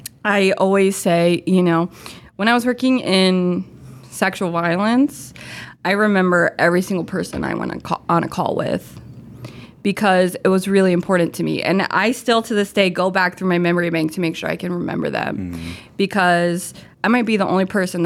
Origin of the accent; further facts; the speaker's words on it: Crystal River, Florida, United States; Okay, so I am from the Tampa Bay area originally. I'm actually from Crystal River, Florida, up in Citrus County.